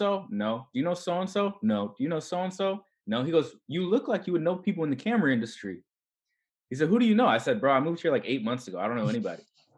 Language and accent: English; Las Vegas, Nevada, United States; So I was born in Vegas, grew up in the party culture. As a young kid, I was raised in a military household.